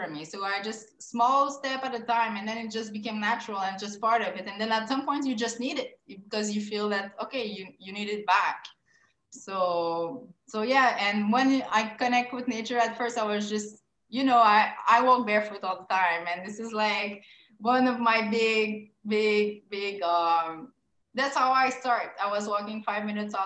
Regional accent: Quebec, Canada; I'm from Quebec

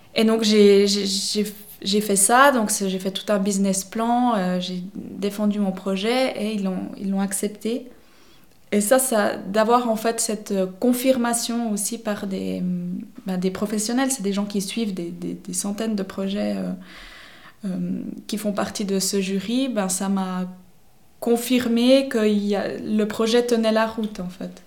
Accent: Vevey, Vaud, Switzerland; also born or lived in Neuchâtel; now in La Chaux-de-Fonds, Switzerland; j'ai grandi dans les environs de Vevey.

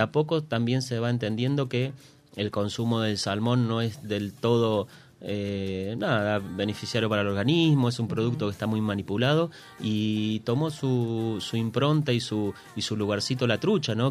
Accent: Comodoro Rivadavia, Chubut, Argentina; los que nacimos en Comodoro y nos criamos

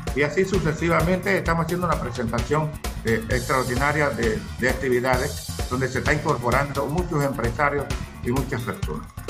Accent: Natá, Coclé, Panama

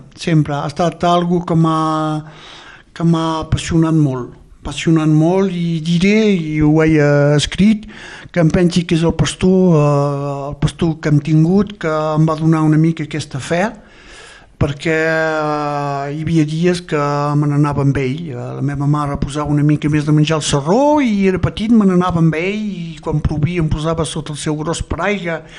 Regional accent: Santa Leocàdia, Occitania, France; jo també, soc eh? nascut aquí a la Casa Pairal

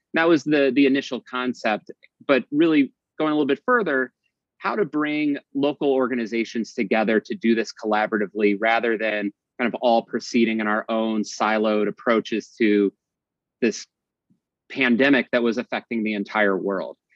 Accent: Midwest, United States; now in Boston, United States; I'm originally from the Midwest

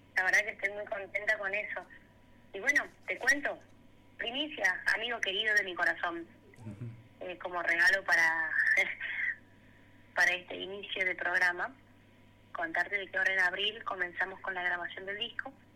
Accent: Tucumán, Argentina; now in Córdoba, Argentina; yo siempre representé Tucumán. Nunca voy a dejar de ser tucumana. Yo estando acá en Córdoba, esta docta hermosa que me adoptó como una cordobesa más

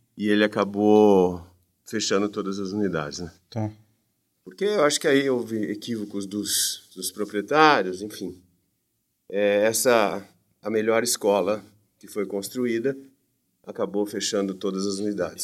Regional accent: Campinas, São Paulo, Brazil; Sou de Campinas, sempre morei em Campinas

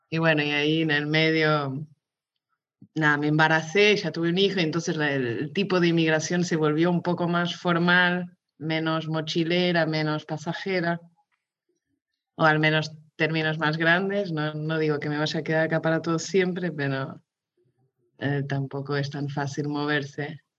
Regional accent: Mozambique; also born or lived in Barcelona, Spain / Lisbon, Portugal; de ahí ya me fui a Lisboa y fuimos a, Mozambique, yo crecí en Mozambique y después volvimos ahí un año antes de venir acá.

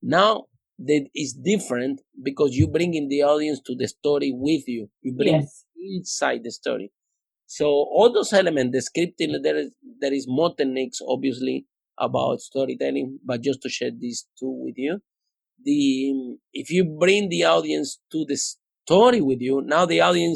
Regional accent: Cuba; English is a second language; moved away as an adult; also born or lived in Spain; now in London, United Kingdom; I came from Cuba.

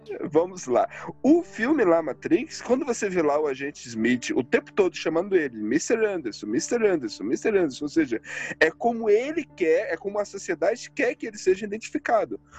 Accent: Northeast Region, Brazil; Eu venho do Nordeste. Eu venho do Nordeste

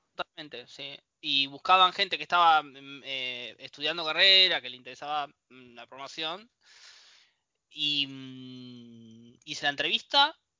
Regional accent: Bahía Blanca, Buenos Aires Province, Argentina; moved away as an adult; now in La Plata, Argentina; nací eh, en Bahía Blanca y me vine a trabajar hace seis años más o menos a La Plata.

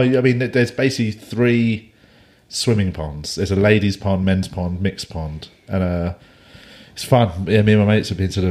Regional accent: London, United Kingdom; I'm from London.

